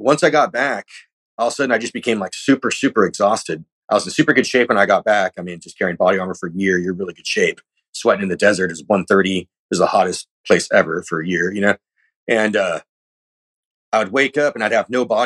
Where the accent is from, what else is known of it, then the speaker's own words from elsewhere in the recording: California, United States; I'm from California